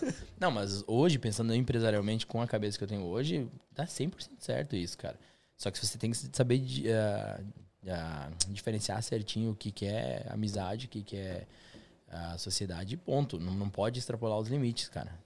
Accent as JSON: {"language": "Portuguese", "town": "São Miguel do Oeste", "region": "Santa Catarina", "country": "Brazil", "tie": "born or raised there", "also_born_or_lived": "Curitiba, Brazil", "moved": "as an adult", "lives_now": "London, United Kingdom", "said": "Nasci em São Miguel do Oeste, Santa Catarina, interior de, de Santa Catarina, lá perto da Argentina"}